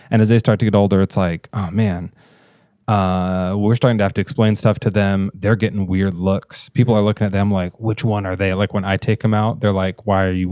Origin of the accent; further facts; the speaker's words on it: Eastern Washington, United States; I'm from Eastern Washington.